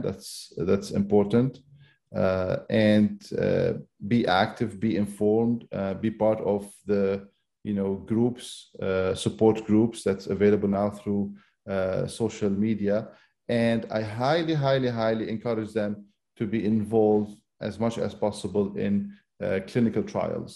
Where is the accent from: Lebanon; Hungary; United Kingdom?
Lebanon; moved away as an adult; now in United States; I'm originally from Lebanon